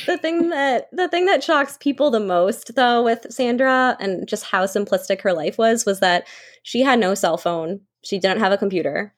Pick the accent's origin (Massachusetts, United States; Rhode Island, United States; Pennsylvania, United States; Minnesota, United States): Massachusetts, United States; Hanson; growing up in Hanson, generally a safe town, I would say, about thirty-five minutes south of Boston. I've lived here my entire life